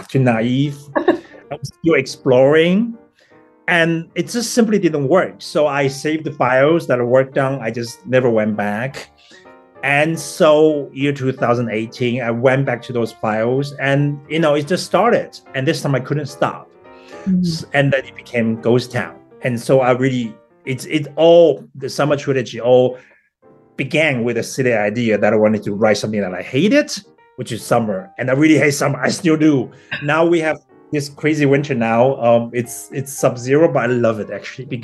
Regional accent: Taiwan; first language Taiwanese; English is a second language; moved away as an adult; also born or lived in Taipei, Taiwan; now in Berlin, Germany; I grew up in Taiwan, this small town

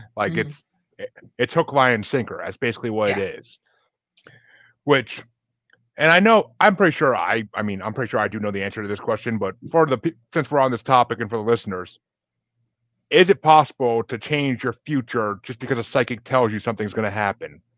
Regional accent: Kingston, New York, United States; moved away as an adult; now in Massachusetts, United States; Kingston, New York originally. Lived there for okay. 25, 26 years.

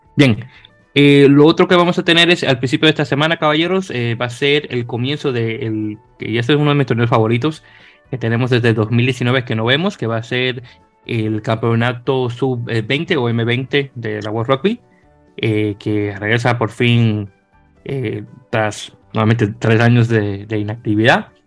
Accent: Dominican Republic; como buen dominicano que soy

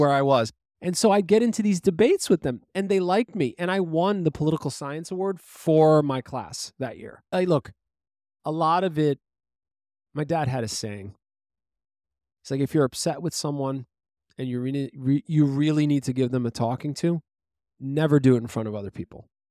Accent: New York City, New York, United States; we grew up in Brooklyn, New York

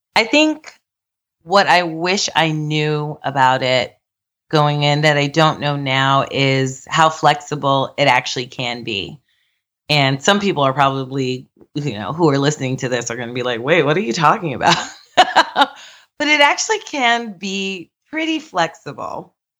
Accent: New York, United States; I'm from New York

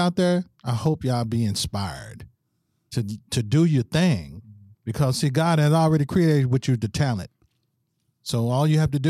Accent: St. Louis, Missouri, United States; I'm from St. Louis, Missouri.

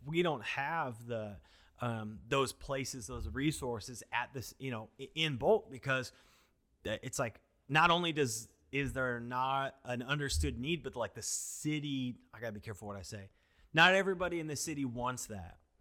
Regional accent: Washington, United States; moved away as an adult; now in Tempe, United States; growing up in Washington, my family always grew food.

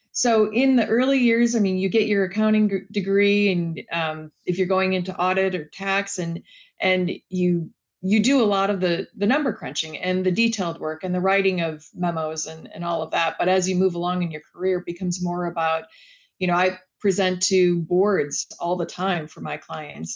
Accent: Wisconsin, United States; I grew up in Wisconsin

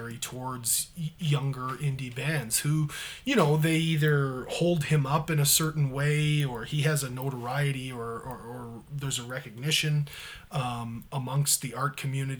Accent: Canada; flag bearer for us as Canadians

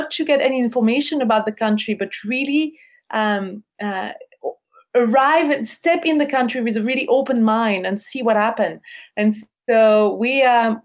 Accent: Switzerland; moved away as an adult; we're from Switzerland

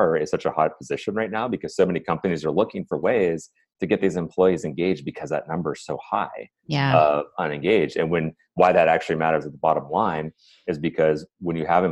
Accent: Cleveland, Ohio, United States; I'm from Ohio, I'm from Cleveland

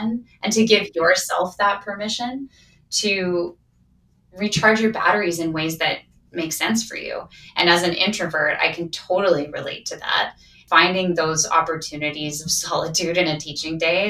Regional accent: Saskatchewan, Canada; now in Calgary, Canada; I'm from Saskatchewan

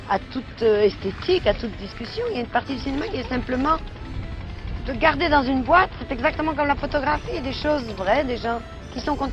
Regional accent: Brittany, France; je viens des Côtes du Nord, je suis né dans les Morbihan.

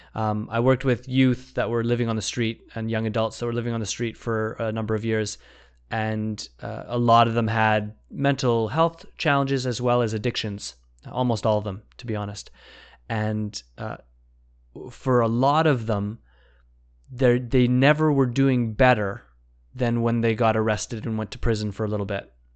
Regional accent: Vancouver, British Columbia, Canada; I grew up in Vancouver

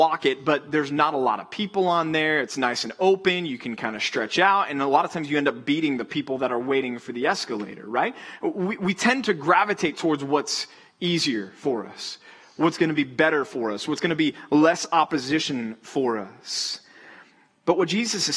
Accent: Texas, United States; moved away; I would go to the Rangers games growing up in Texas

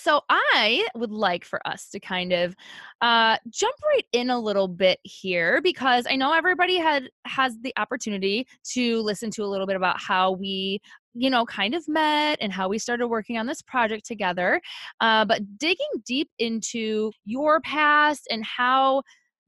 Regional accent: Midwest, United States; I'm from the Midwest too

